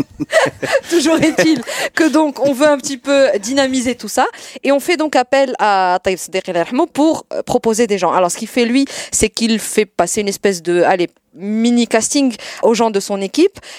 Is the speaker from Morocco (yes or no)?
yes; Agadir, Souss-Massa, Morocco; moved away; je suis d'Agadir